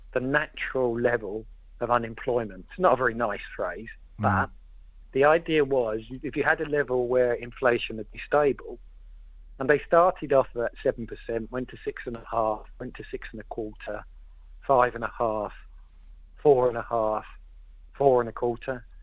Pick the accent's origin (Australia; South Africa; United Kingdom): United Kingdom; London; I'm a Londoner